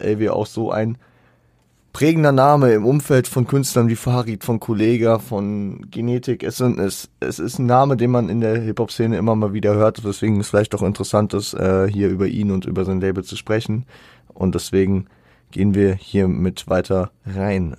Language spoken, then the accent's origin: German; Hesse, Germany; bei uns in Hessen